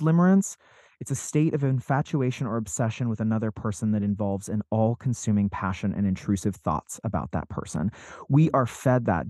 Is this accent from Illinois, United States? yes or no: no; Salt Lake City, Utah, United States; I grew up in Salt Lake City, Utah